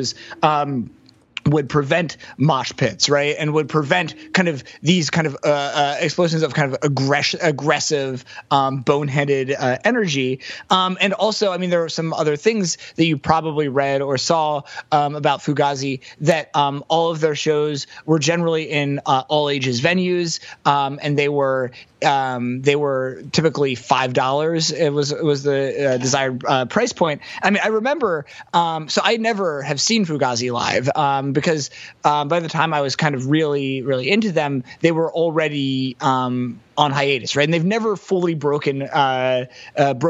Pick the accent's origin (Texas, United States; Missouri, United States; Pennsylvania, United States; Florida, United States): Pennsylvania, United States; Lancaster; Lancaster, Pennsylvania